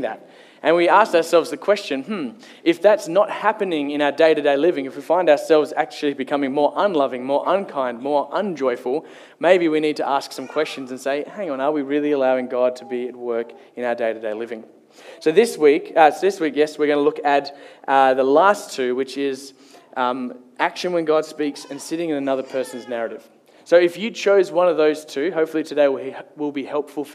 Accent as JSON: {"language": "English", "town": "Kalgoorlie", "region": "Western Australia", "country": "Australia", "tie": "born or raised there", "moved": "yes", "said": "Growing up, I grew up in Kalgoorlie"}